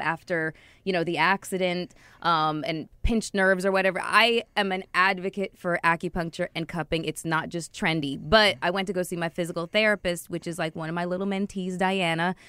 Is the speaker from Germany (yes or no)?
no; Toronto, Ontario, Canada; I grew up in Toronto